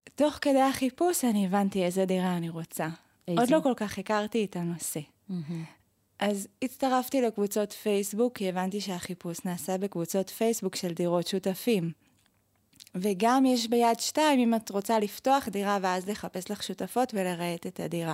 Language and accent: Hebrew; Bnei Brak, Tel Aviv District, Israel; moved away as an adult; now in Jerusalem, Israel; במקור אני מבני ברק